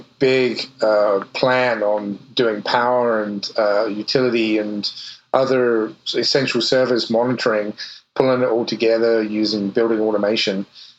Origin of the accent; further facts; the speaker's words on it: England, United Kingdom; now in United States; probably you can guess from the accent that I'm from a little further east, the other side of the pond. I grew up in England and went to the University of Portsmouth